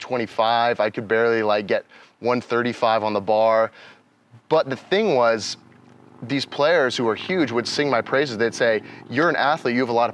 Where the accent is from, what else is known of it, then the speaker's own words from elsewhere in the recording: Medway, Massachusetts, United States; moved away; also born or lived in West Virginia; I'm from a town called Medway, Massachusetts